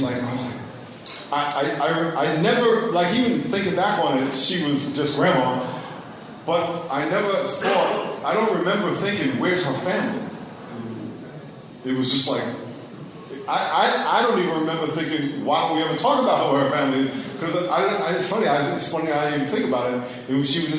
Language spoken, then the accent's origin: English; New York, United States; moved away as an adult; also born or lived in Connecticut / California; I grew up in New York, and I went to school in Connecticut